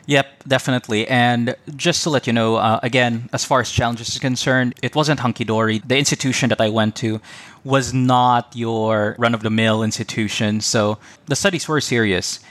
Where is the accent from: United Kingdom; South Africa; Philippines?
Philippines; moved away as an adult; also born or lived in Cebu; now in New Zealand; as a Filipino